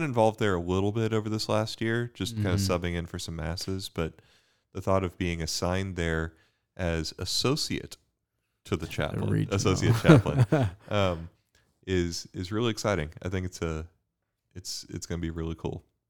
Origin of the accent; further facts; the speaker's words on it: Bermuda; now in United States; I came from Bermuda to study physics at UD, had my conversion there.